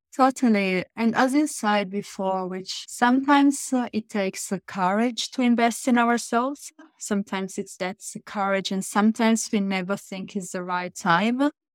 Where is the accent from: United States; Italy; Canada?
Italy; I come from Italy